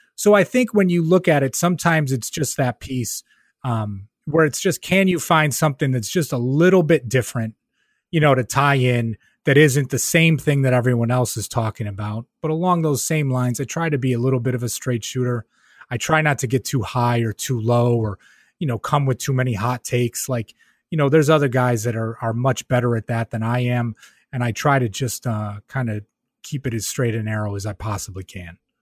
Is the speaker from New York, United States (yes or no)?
yes; Rochester, New York, United States; moved away as an adult; now in Albany area, United States; I'm from Rochester, New York, right? So growing up in Rochester